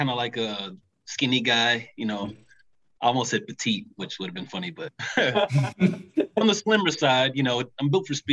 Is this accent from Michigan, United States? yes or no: no; Memphis, Tennessee, United States; I'm from Memphis, Tennessee